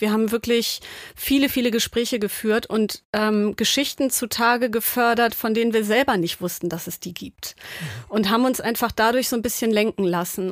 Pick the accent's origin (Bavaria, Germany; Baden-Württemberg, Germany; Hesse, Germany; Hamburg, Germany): Hamburg, Germany; ich bin Hamburgerin